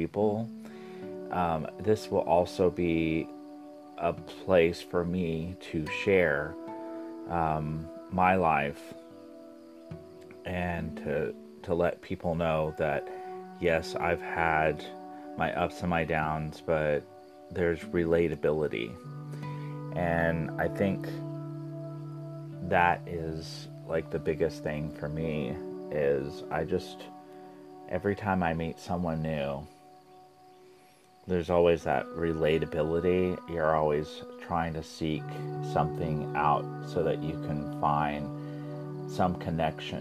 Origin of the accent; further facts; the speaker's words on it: Springfield, Missouri, United States; I'm from the Midwest, Southwest Missouri. And I was born and raised in a small town of Springfield.